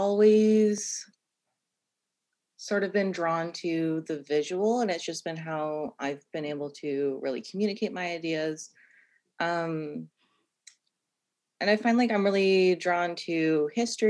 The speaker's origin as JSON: {"language": "English", "town": "Orillia", "region": "Ontario", "country": "Canada", "moved": "as an adult", "lives_now": "Nova Scotia, Canada", "said": "I'm from Orillia, Ontario. So just a couple hours north of Toronto"}